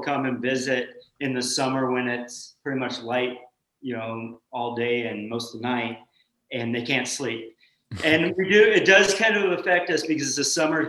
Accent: Nikiski, Alaska, United States; also born or lived in Colorado; I grew up in Alaska, moved when I was two from Colorado, and been in the Kenai, Nikiski area most of my life.

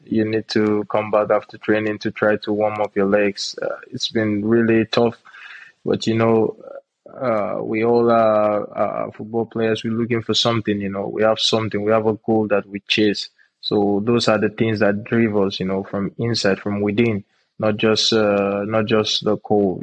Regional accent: Nigeria; moved away as an adult; also born or lived in Benue State / Jos, Plateau State; now in Czech Republic; I'm from uh, Benue State. Uh, I'm born and raised in Nigeria. Uh, I'm precisely from Jos as well

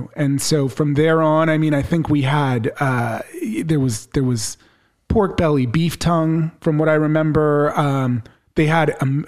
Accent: San Francisco, California, United States; also born or lived in Santa Barbara / Phoenix, Arizona; I was born and raised in San Francisco, the Richmond District specifically

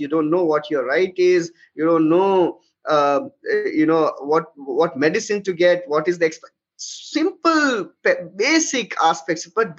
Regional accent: Lucknow, Uttar Pradesh, India; when I would go to my hometown, which is again from Lucknow, Central India

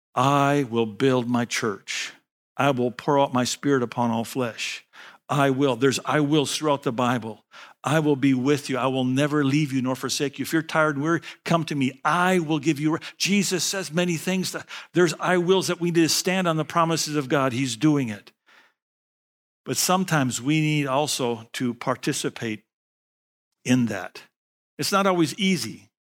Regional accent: United States; I'm from America.

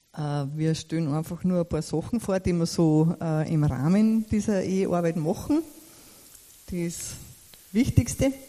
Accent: Frankenmarkt, Upper Austria, Austria; wir kommen aus Frankenmarkt, das ist Bezirk Vöcklerbruck

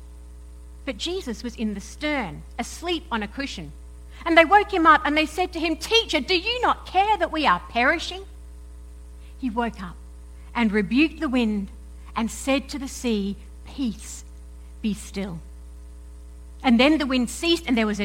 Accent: Perth, Western Australia, Australia; accent: mix of Aussie and English; moved away; also born or lived in United Kingdom; I'm an Aussie, right? I was born and brought up in Perth in Western Australia, but then I also spent around about 10 years in various parts of the UK

